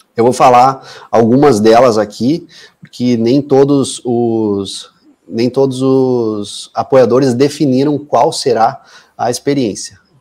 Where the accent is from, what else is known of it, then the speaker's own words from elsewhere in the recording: Passo Fundo, Rio Grande do Sul, Brazil; eu nasci e moro até hoje em Passo Fundo. Eu tenho orgulho de ser passundense